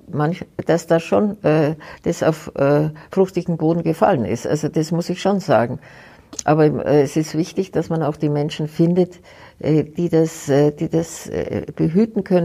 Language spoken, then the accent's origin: German; Germany; Aber trotzdem kann ich Ihnen sagen, bin ich eine stolze Deutsche